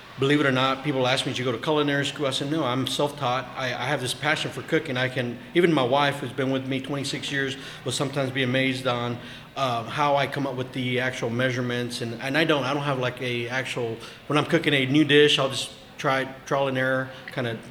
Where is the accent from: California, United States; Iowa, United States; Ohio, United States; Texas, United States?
Texas, United States; Lubbock; moved away; I'm from Lubbock." So back in Lubbock, at that time, you didn't have any good barbecue.